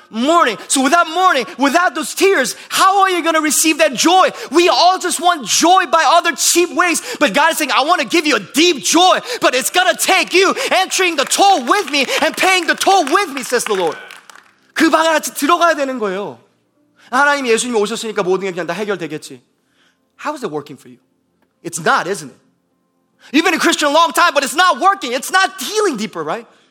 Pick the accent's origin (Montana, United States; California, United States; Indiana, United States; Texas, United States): Indiana, United States; Bloomington; moved away; I come from Bloomington, Indiana, where we have more cows and cars